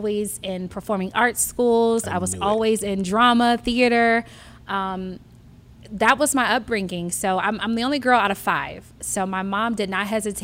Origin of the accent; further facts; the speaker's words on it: Inland Empire, Southern California, United States; also born or lived in Los Angeles, California; I'm originally from Southern California. So L.A. And then when I turned about 9 years old, my mom moved us to the suburbs, which is like the IE area, Fontana, Rancho Cucamonga.